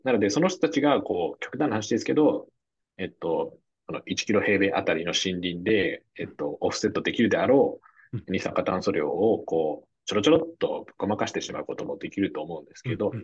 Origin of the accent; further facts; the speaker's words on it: Japan; 僕らたまたま日本に生まれた